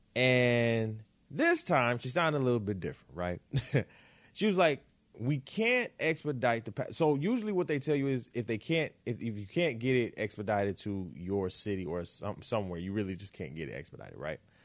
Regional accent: Detroit, Michigan, United States; also born or lived in Florida; I was born in Florida, right? Um, so Florida is basically birth, birth state, right? Birth home. Uh, Detroit is where I was raised, raised home

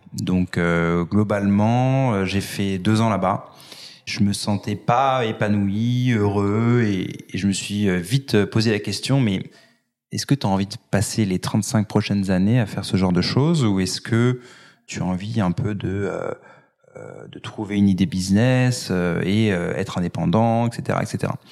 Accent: Paris, Île-de-France, France; Je suis parisien, je vis euh, dans le 10e arrondissement

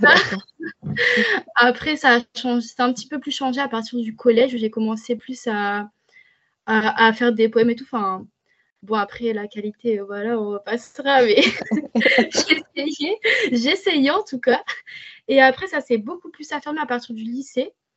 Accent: France; en tant que française

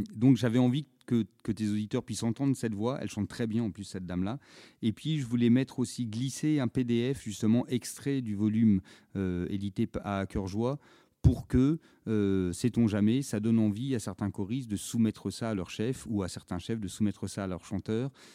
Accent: Auvergne-Rhône-Alpes, France; moi je suis originaire d'Auvergne

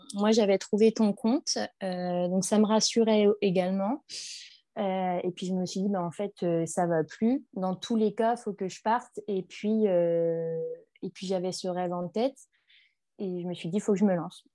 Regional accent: northern France, France; je viens du nord de la France

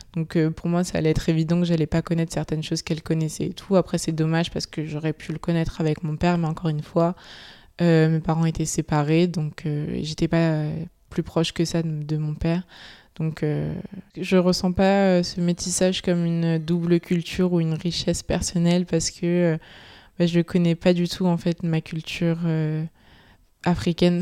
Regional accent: Ivry-sur-Seine, Île-de-France, France; now in Paris, France; j'ai grandi dans le centre-ville d'Ivry jusqu'à ma quatrième où j'ai déménagé dans Paris 15

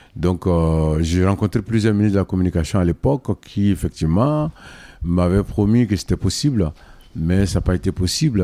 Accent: Côte d’Ivoire; now in Mali; je suis un Africain d'origine ivoirienne

